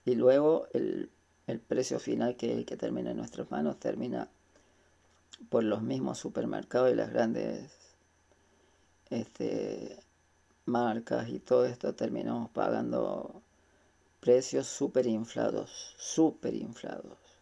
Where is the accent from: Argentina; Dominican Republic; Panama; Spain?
Argentina; Córdoba; soy de Córdoba, capital